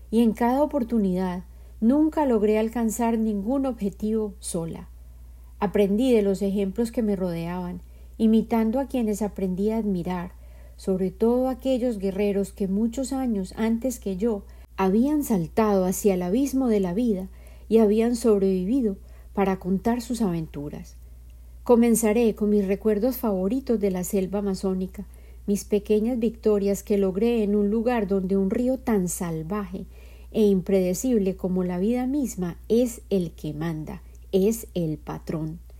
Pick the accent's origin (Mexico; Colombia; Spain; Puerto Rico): Colombia; born there; Yo nací en Colombia y en mi cultura los hombres a menudo estaban ausentes